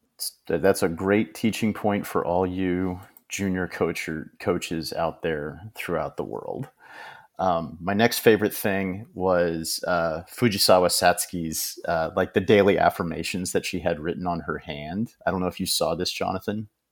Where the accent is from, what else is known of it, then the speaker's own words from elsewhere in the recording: United States; as an American